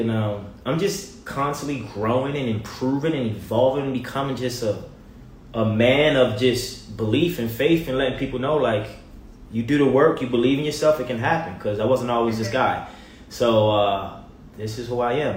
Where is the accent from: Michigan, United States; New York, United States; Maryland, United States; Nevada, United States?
Maryland, United States; Baltimore; moved away as an adult; also born or lived in Virginia; now in Los Angeles, United States; I'm from Baltimore, Maryland, born and raised